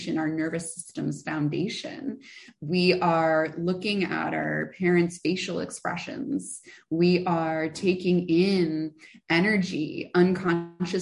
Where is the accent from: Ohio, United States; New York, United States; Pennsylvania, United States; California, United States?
California, United States; San Francisco; born and raised in San Francisco, like actually San Francisco, not outside the city